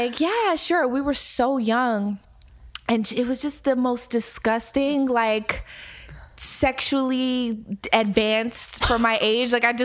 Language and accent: English; Philadelphia, Pennsylvania, United States; I grew up in Philly